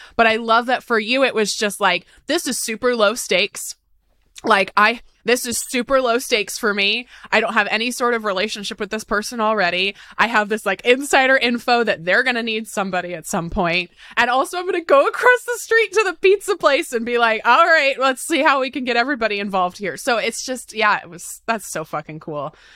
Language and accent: English; Tacoma, Washington, United States; also born or lived in Seattle; I was raised in Tacoma, which is about an hour outside of Seattle.